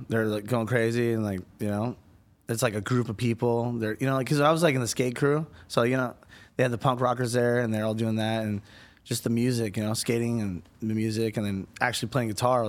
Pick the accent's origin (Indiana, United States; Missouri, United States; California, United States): California, United States; Huntington Beach; It's very laid back, kickback, you know, Huntington Beach, surfers, skaters. That's what it was like, you know.